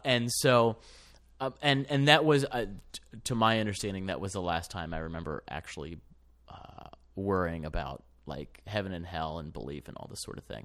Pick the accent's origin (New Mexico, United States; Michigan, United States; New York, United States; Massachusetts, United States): Michigan, United States; Ann Arbor; I grew up in Ann Arbor